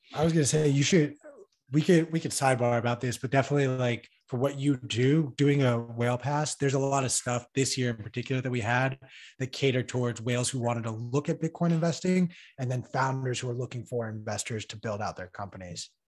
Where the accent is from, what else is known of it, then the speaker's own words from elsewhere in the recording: Iran; moved away; my home country of Iran